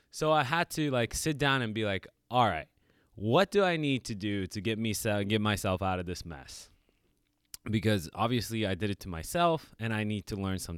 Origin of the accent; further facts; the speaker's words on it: New York, United States; Like I came from New York, you know, like kind of you know surrounded by like tough neighborhoods